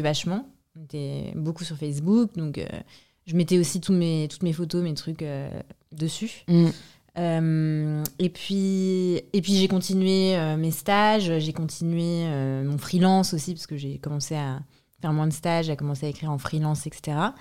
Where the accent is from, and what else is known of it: France; born or raised there; also born or lived in Brașov, Romania; now in Paris, France